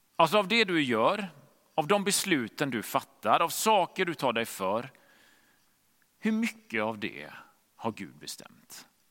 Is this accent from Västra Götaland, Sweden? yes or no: yes; Gothenburg, Västra Götaland, Sweden; hemma i Göteborg där vi bodde